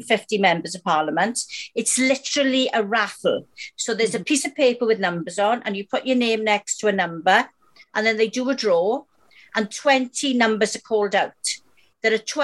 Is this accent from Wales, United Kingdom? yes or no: yes; Wales, United Kingdom; I'm Welsh